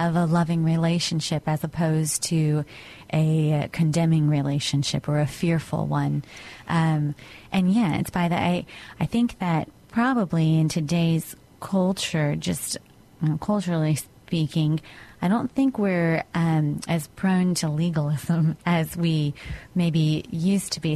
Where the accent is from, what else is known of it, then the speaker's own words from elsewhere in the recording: United States; as an American